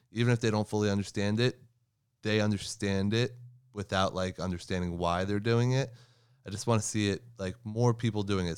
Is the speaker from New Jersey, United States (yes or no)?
yes; New Jersey, United States; I'm from New Jersey